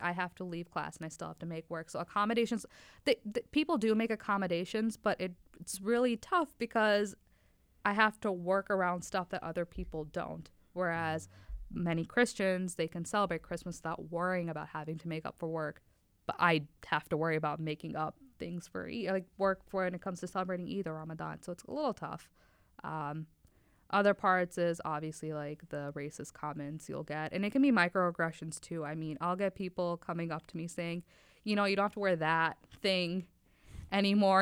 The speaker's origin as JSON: {"language": "English", "town": "Oshkosh", "region": "Wisconsin", "country": "United States", "tie": "born or raised there", "also_born_or_lived": "Faisalabad, Pakistan / New York City / Oklahoma City", "said": "I grew up in Oshkosh, Wisconsin"}